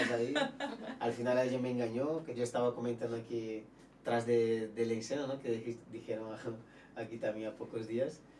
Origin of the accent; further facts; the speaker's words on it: Brazil; Spanish is a second language; nosotros, mira, somos productos de Brasil y hay que valorar a nosotros que somos importados